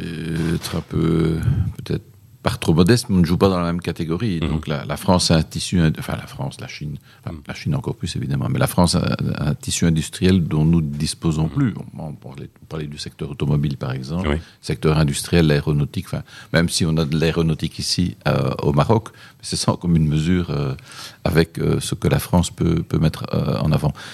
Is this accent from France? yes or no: no; Belgium; chez nous en Belgique